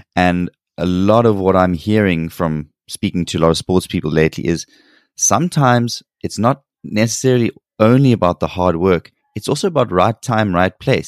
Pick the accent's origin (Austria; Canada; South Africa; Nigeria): South Africa; moved away as an adult; now in South Korea; growing up and living in South Africa